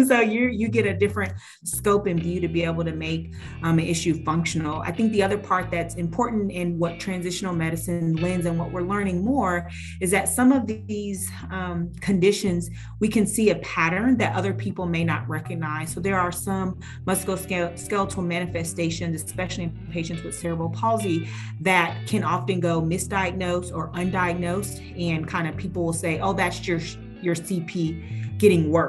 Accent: Houston, Texas, United States; moved away; growing up in Houston for a bit

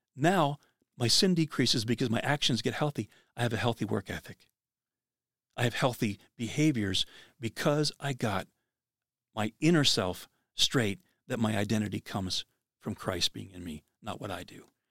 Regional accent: Pennsylvania, United States; I grew up in Pennsylvania

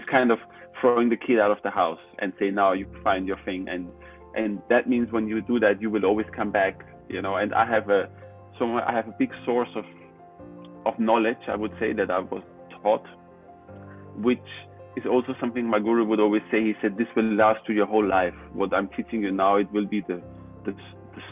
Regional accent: Austria; I was born in Austria

